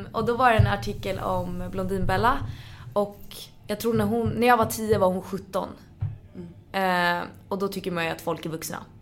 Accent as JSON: {"language": "Swedish", "town": "Stockholm", "region": "Stockholm County", "country": "Sweden", "tie": "born or raised there", "said": "född och uppvuxen i Stockholm"}